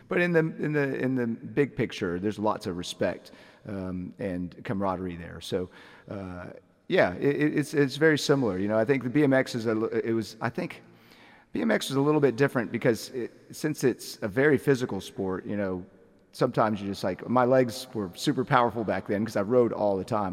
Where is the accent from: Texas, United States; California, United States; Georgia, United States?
Georgia, United States; Atlanta; also born or lived in Lilburn, Georgia; now in Athens, United States; I'm from the Atlanta area